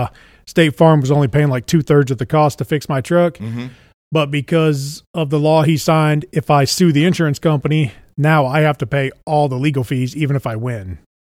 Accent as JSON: {"language": "English", "town": "Houston", "region": "Texas", "country": "United States"}